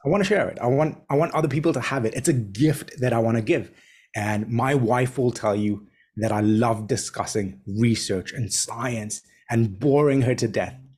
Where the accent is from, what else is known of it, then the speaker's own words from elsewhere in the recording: Tanzania; also born or lived in Kenya; now in Hong Kong; born and raised in Tanzania, studied in Kenya. I now live in Hong Kong.